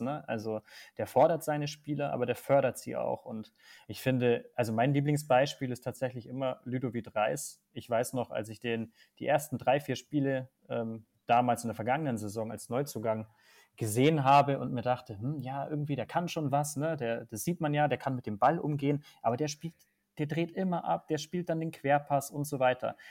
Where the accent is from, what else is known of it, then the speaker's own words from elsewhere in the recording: Bavaria, Germany; ich komme aus Bayern